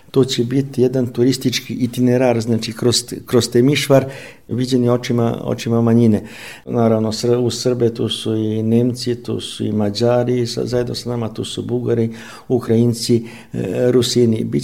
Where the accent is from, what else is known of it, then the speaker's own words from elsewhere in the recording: Romania; mi dobro kao Srbi iz Rumunije